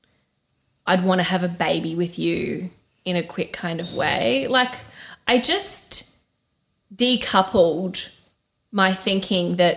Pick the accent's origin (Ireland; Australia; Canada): Australia; moved away; as an Australian